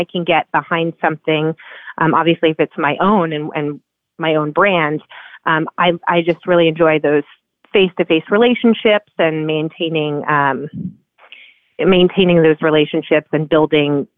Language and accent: English; New Jersey, United States; moved away as an adult; also born or lived in New York City; now in Laguna Beach, United States; I'm originally from New Jersey and that's where I was raised.